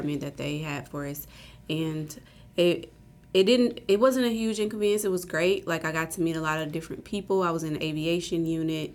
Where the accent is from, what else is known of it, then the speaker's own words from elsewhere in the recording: Indianapolis, Indiana, United States; moved away as an adult; I'm from Indianapolis, Indiana